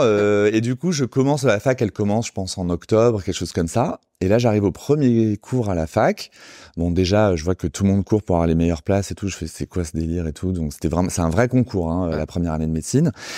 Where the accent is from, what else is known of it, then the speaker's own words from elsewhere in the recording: Sarcelles, Île-de-France, France; je suis euh, banlieusard, je viens de Sarcelles.